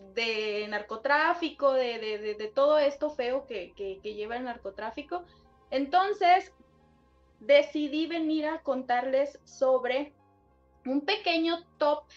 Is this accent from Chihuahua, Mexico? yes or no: no; Sinaloa, Mexico; yo soy del estado de Sinaloa